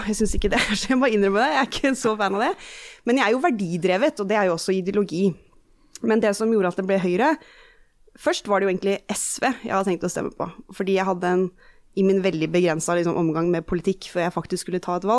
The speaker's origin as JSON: {"language": "Norwegian", "region": "Eastern Norway", "country": "Norway", "also_born_or_lived": "United States", "accent": "Eastern Norwegian", "said": "flytta vi overalt, mange år i USA og sånn, og de har alltid snakka østlandsk hjemme. Så det er der min dialekt er fra."}